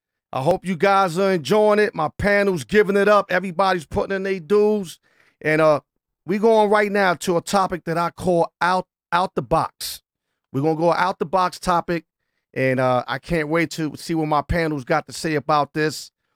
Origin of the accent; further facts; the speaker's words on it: New York, United States; And I'm from New York, too